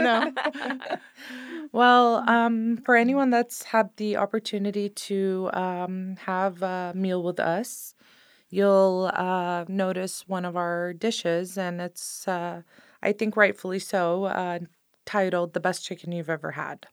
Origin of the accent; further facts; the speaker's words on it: Sonoma County, California, United States; I grew up in Sonoma County my entire life